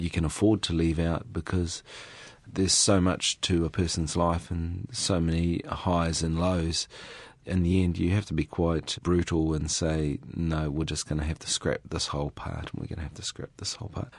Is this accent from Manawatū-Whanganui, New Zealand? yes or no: yes; Raetihi, Manawatū-Whanganui, New Zealand; I grew up in Raiti.